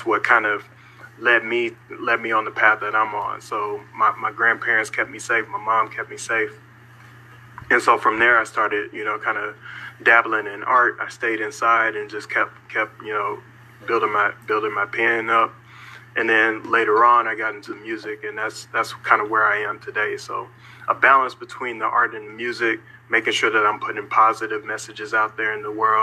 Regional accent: Little Rock, Arkansas, United States; growing up in Little Rock, Arkansas

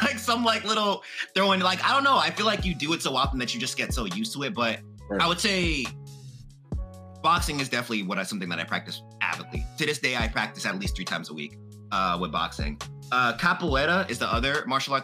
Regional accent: Jamaica; I'm Jamaican

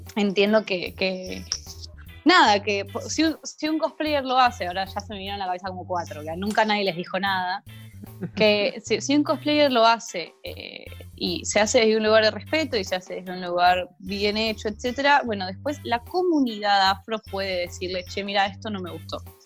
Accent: Argentina; a los argentinos

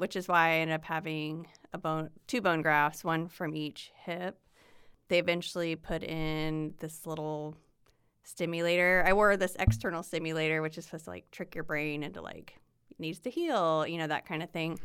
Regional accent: Swayzee, Indiana, United States; moved away as an adult; now in Indianapolis, United States; I am born and raised in Indiana, grew up in a small town about an hour north of here, the only Swayze in the world

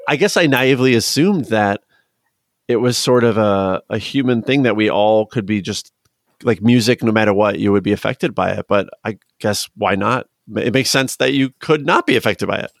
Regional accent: Chicago area, Illinois, United States; I'm from the Chicago area, I'm from Illinois.

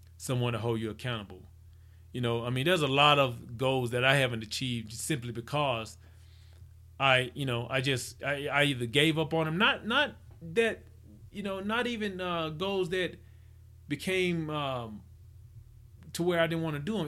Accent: Mississippi, United States; I'm from Mississippi

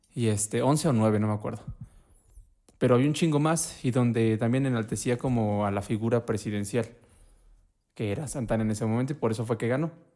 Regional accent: Puebla, Mexico; soy de Puebla

